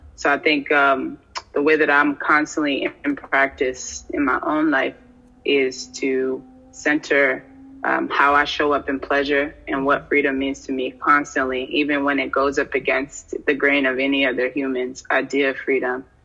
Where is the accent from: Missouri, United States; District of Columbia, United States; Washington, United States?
District of Columbia, United States; Washington; also born or lived in New York; now in Detroit, United States; I was born in uh, the DMV and raised between New York and the DC area.